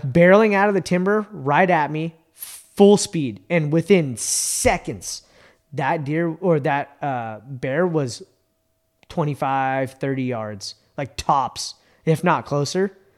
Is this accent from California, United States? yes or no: yes; Bay Area, California, United States; moved away; I grew up in the Bay Area